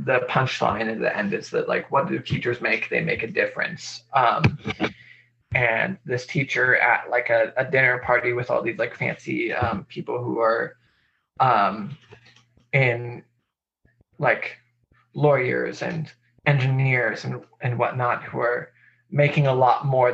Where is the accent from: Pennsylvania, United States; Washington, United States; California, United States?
Washington, United States; Spokane; I grew up outside of Spokane in the Freeman School